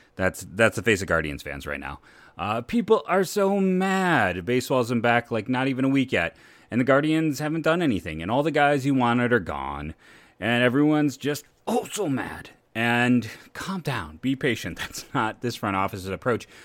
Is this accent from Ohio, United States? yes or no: yes; Akron, Ohio, United States; I'm from Akron